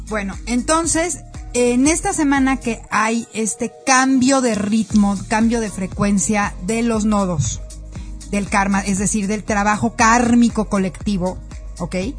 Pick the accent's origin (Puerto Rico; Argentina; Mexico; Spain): Mexico; Como mexicanos